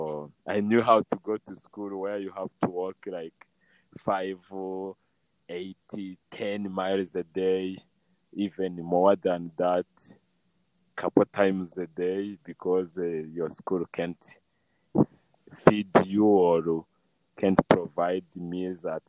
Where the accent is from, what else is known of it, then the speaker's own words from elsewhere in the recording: Rwanda; moved away as an adult; also born or lived in United States; I grew up here in Rwanda.